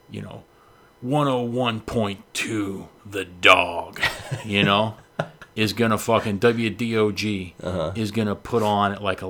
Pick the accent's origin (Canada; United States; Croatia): United States; Pittsburgh, Pennsylvania; moved away; I'm from Pittsburgh